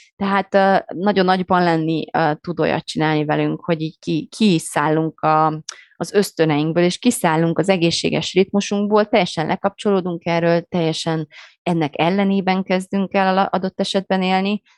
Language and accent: Hungarian; Romania; moved away; én Romániában nőttem fel